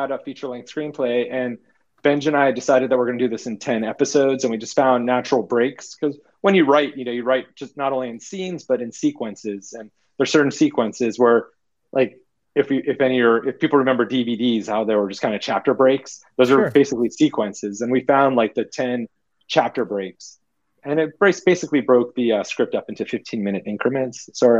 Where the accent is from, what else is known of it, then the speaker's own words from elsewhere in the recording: Arizona, United States; No, yeah, but I'm out of Arizona.